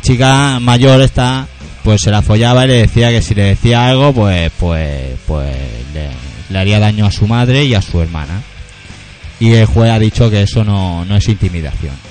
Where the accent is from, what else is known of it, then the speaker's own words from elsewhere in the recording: Catalonia, Spain; nosotros somos catalanes